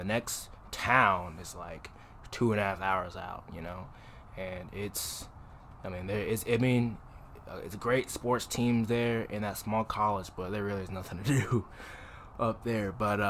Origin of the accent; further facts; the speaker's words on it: Dallas, Texas, United States; because I'm from Dallas